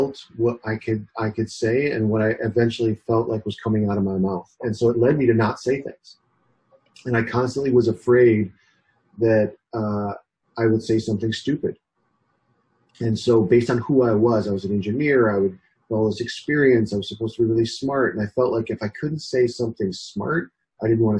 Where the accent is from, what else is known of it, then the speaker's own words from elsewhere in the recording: Ohio, United States; moved away as an adult; also born or lived in Bay Area, California; I was born actually in Ohio. So I grew up in the Midwest